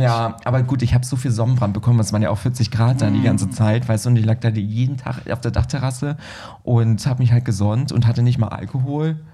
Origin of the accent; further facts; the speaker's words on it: Berlin, Germany; als U-Berliner, weißt du, ich bin ja Berliner